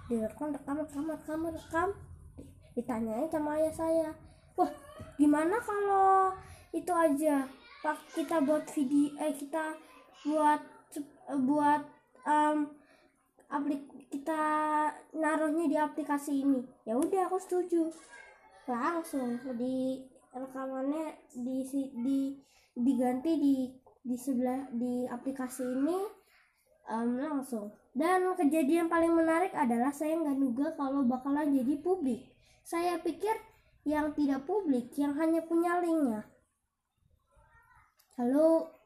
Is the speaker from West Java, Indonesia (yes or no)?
yes; Depok, West Java, Indonesia; Saya berasal dari Jawa Barat, tepatnya di kota Depok dan tepatnya di Kelurahan Grogol